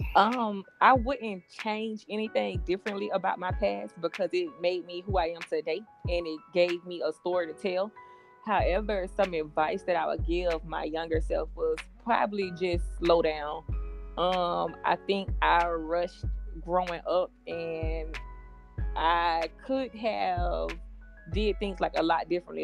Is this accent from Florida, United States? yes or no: yes; Jacksonville, Florida, United States; I grew up on the west side of Jacksonville.